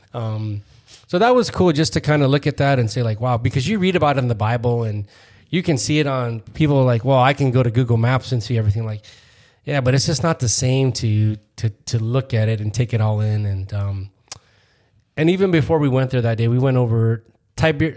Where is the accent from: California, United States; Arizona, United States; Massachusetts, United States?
Arizona, United States; Phoenix; We're from Phoenix, Arizona